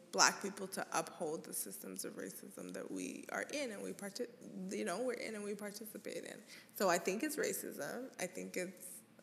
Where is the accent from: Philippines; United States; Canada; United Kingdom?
Canada; growing up in Canada